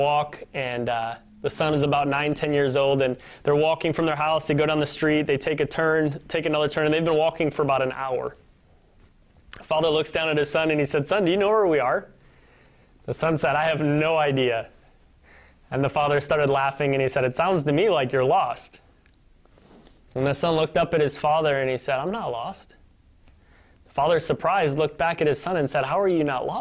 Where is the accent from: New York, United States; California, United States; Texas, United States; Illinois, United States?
Illinois, United States; Northern; moved away as an adult; also born or lived in Kansas City, Missouri; now in Michigan, United States; my hometown in Northern Illinois